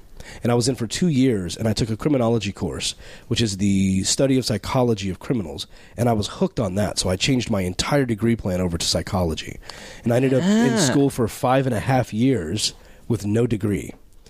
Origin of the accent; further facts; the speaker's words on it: Texas, United States; I was born and raised in Texas